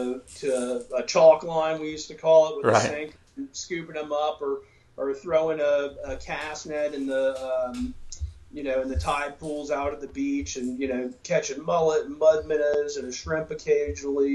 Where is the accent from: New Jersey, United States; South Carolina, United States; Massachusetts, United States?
South Carolina, United States; Charleston; now in Mount Pleasant, United States; I grew up in Charleston, about 5 minutes from downtown